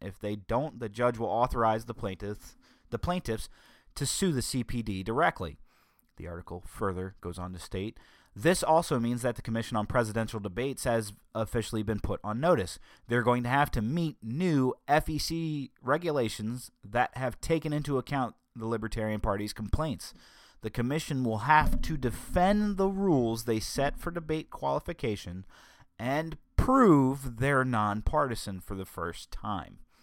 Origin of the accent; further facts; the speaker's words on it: United States; as citizens of the United States of America